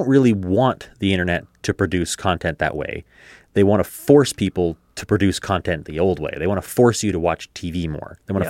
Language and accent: English; Canada; the path of least resistance is just to stop watching Canadian content, which sucks as a Canadian.